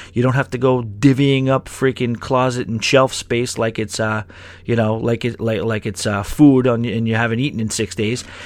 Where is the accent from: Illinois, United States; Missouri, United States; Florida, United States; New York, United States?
New York, United States; New York City; I do have that New York blood in me and I'm a New Yorker through and through